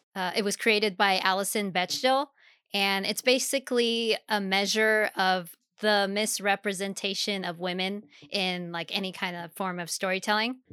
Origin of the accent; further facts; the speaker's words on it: Germany; moved away; I grew up in Germany